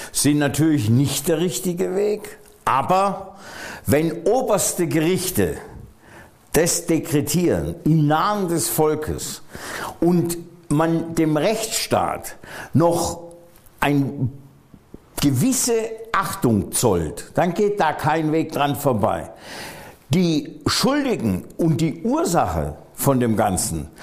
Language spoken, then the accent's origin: German; Hohenlohe, near Göppingen, Baden-Württemberg, Germany; also born or lived in Freiburg / Heidelberg; Schwäbisch muss ich zurückweisen, weil das ist Hohenlohe und Hohenlohe ist Franken